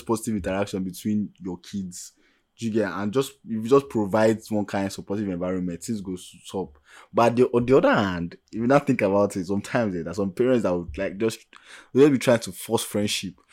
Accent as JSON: {"language": "English", "country": "Nigeria", "first_language": "Yoruba", "second_language": "English", "said": "I'm speaking as an average Nigerian"}